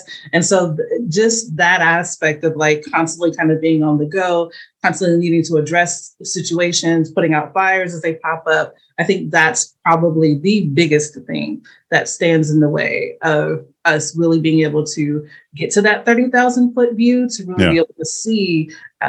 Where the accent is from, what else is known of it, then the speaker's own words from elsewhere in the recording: St. Louis, Missouri, United States; I'm from St. Louis